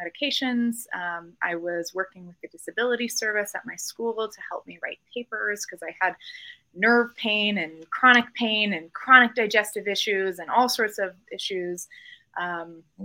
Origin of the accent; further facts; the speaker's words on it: Colorado Springs and Denver, United States; moved away as an adult; also born or lived in Los Angeles; I was born and raised in Colorado Springs and Denver, and I've actually lived away for the last 15 years and just moved home about 4 or 5 months ago.